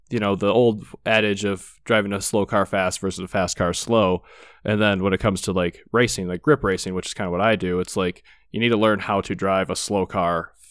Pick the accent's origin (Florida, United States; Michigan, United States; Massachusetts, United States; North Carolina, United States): Michigan, United States; growing up in Michigan because you know two hours north of Detroit, everybody was a hot rodder out there.